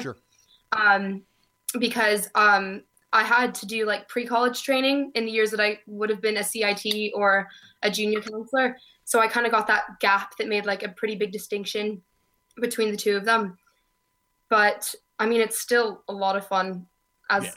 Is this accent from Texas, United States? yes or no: no; Oregon, United States; also born or lived in Southern California; now in Glasgow, United Kingdom; I was born in Southern California and I moved to Oregon when I was nine.